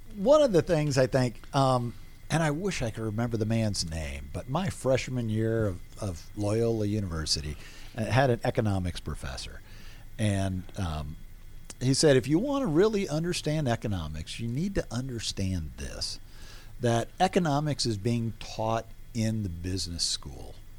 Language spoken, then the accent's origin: English; Atlanta, Georgia, United States; moved away as an adult; also born or lived in Boston / New Orleans; I grew up here in Atlanta